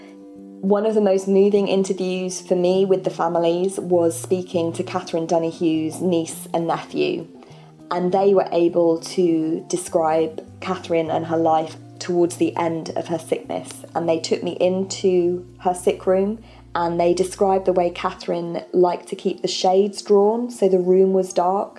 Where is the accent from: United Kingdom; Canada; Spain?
United Kingdom; England; I'm from England